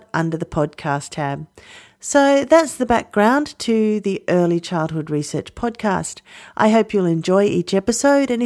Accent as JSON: {"language": "English", "country": "Australia", "said": "I'm an Australian early childhood teacher"}